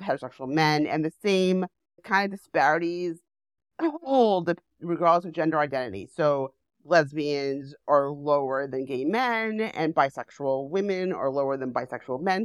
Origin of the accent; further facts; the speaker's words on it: New York City, New York, United States; I grew up in Manhattan